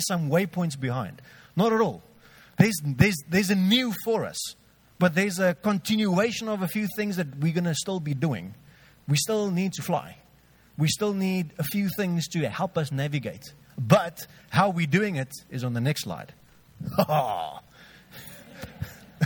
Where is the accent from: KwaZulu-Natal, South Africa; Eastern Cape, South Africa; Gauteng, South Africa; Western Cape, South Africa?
Western Cape, South Africa; George; I grew up in George. I'm 32 now, so I'm not part of the Chokma group.